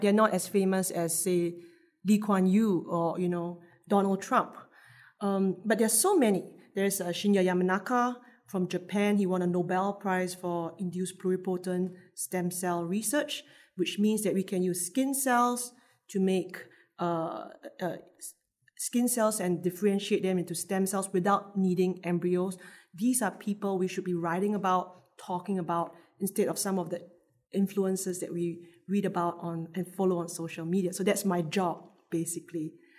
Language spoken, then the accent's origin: English; Singapore; I'm Singaporean. I work here